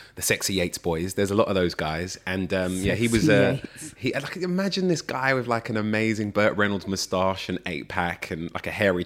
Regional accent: London, United Kingdom; We grew up in Holloway in North London

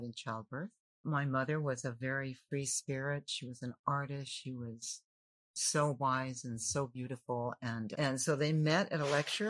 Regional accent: Los Angeles, California, United States; I was born in L.A.

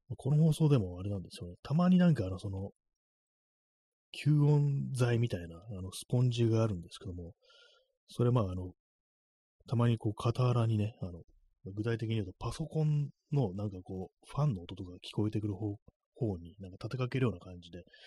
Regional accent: Kanto, Japan; 関東の人間だから

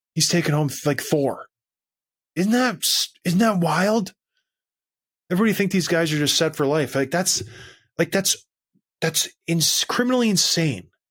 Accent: Canada; When I was growing up, I was proud to go somewhere and say, "I'm Canadian."

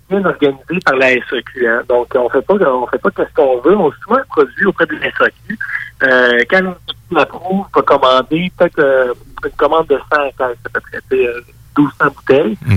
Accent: Chandler, Quebec, Canada; also born or lived in Rivière-du-Loup, Quebec; now in Mauricie, Canada; moi, je suis gaspésien euh, de Chandler. Euh, je te dirais, j'ai, j'ai, moi, je suis migrant vers l'ouest. J'ai commencé à Chandler, après que j'ai passé un peu de temps à Rivière-du-Loup, Québec, puis euh, depuis peu dans la région

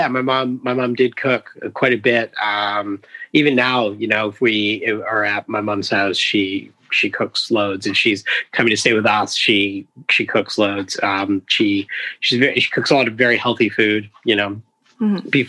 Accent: Toronto, Ontario, Canada; I mean, I grew up downtown. My parents split up when I was quite young.

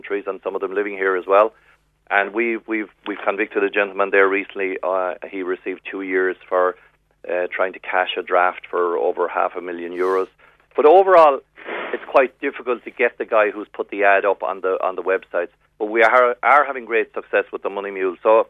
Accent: West Cork, Munster, Ireland; now in Dublin, Ireland; I'm from West Cork, born and reared, so I'll always be from West Cork

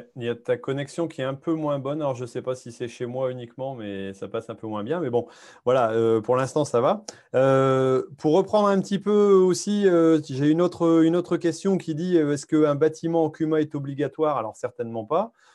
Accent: Hauts-de-France, France; chez nous en Haute-France

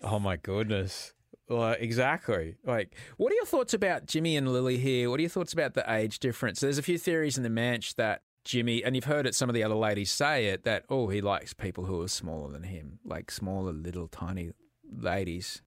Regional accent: Brisbane, Queensland, Australia; moved away; also born or lived in United States / Sydney; I grew up in Brisbane

